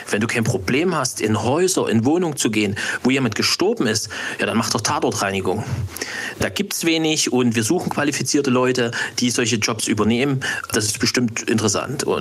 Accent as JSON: {"language": "German", "region": "Saxony", "country": "Germany", "said": "Ich bin ein Sachse."}